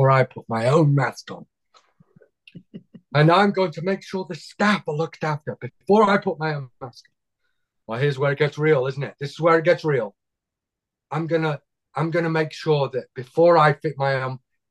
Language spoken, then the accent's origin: English; United Kingdom; accent: British; I know it's my accent, isn't it? It's what you guys would have sounded like if you didn't chuck us out of the country.